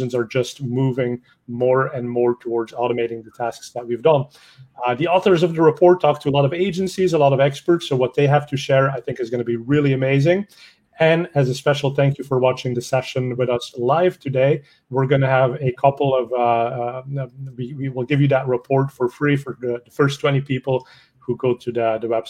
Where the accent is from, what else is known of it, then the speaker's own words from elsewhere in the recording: Belgium; I speak a little bit of French because I'm Belgian